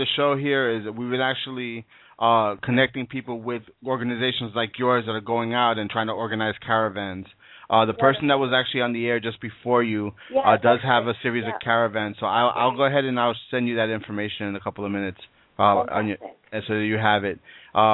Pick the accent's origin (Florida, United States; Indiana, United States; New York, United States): New York, United States; New York City; That is my hometown.